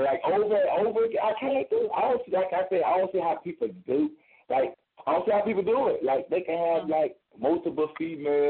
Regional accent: Chicago, Illinois, United States; moved away; also born or lived in Mobile, Alabama; I'm from Mobile, Alabama. Born and raised in Chicago, Illinois. But I was partially raised in Mobile, Alabama

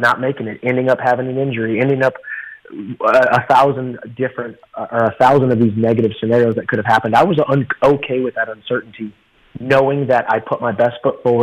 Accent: High Ridge, Missouri, United States; where I come from. Jefferson County, Missouri, High Ridge, Missouri.

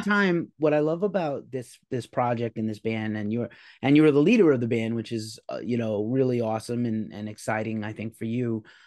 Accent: New York, United States; now in California, United States; I'm from New York originally, so, and I'm, I live in California now

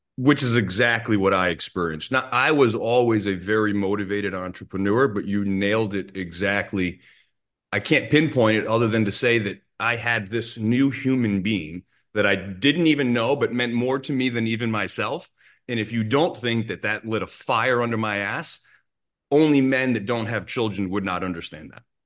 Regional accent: Rhode Island, United States; I grew up in Rhode Island

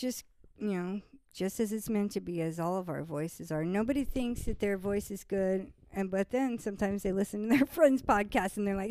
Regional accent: San Clemente, California, United States; also born or lived in Irvine; I grew up in South Orange County, mostly. San Clemente, to be exact, but pretty much everywhere between San Clemente and Irvine.

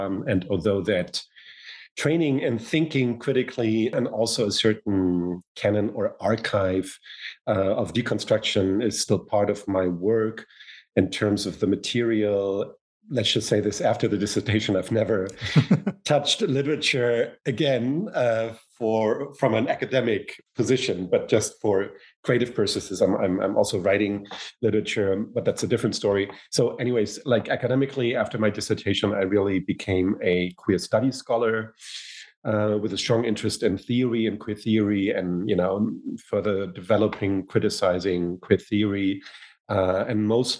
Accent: Hamburg, Germany; English is a second language; also born or lived in United States

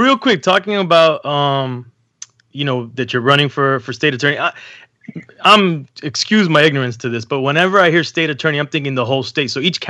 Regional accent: Florida, United States; I'm from Florida, I'm a Florida guy

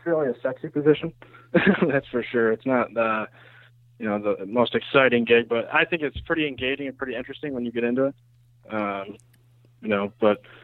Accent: Western New York, United States; born and raised in Western New York, about an hour or so from the city of Rochester.

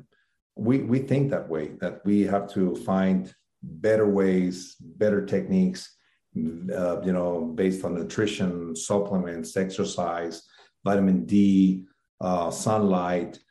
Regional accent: Ciudad Juárez, Chihuahua, Mexico; my hometown in Mexico, it's a border town with El Paso, Texas

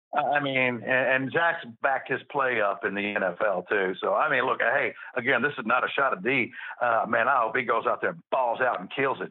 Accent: Memphis, Tennessee, United States; I'm from Memphis.

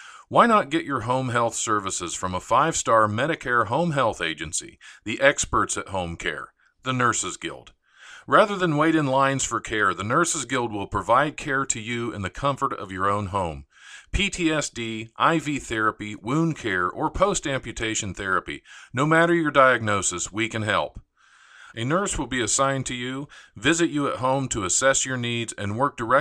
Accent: Ohio, United States; my home state of Ohio.

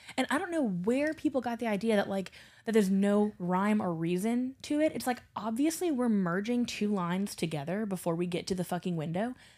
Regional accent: Baton Rouge, Louisiana, United States; now in New Orleans, United States; I grew up in Baton Rouge

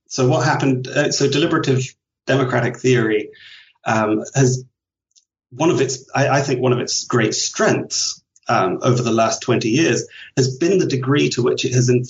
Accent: Leicester, East Midlands, United Kingdom; moved away as an adult; also born or lived in London / Ireland / Vancouver; I was born in London, grew up in Leicester, which is a small industrial town in the middle of England

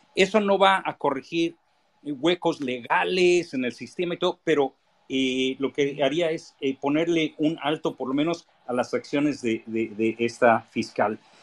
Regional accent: Benito Juárez, Mexico City, Mexico; yo nací en la, en la Benito Juárez, crecí en la Benito Juárez

